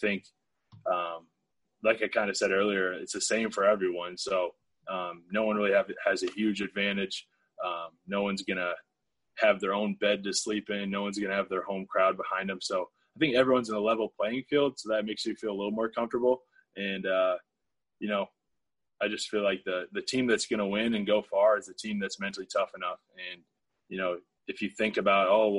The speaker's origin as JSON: {"language": "English", "region": "Iowa", "country": "United States", "tie": "born or raised there", "said": "I grew up in Iowa where not a huge black population"}